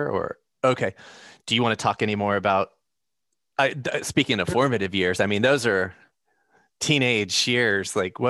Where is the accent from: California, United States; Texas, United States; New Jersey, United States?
Texas, United States; Fort Worth; moved away as an adult; also born or lived in Maryland; as a kid growing up in Fort Worth.